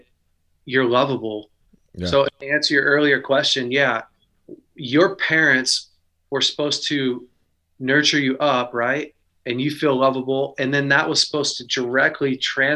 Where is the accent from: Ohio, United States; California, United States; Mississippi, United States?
California, United States; Weaverville; also born or lived in Redding, California; I grew up in Weaverville, California, Northern California, a small town of about 3,000.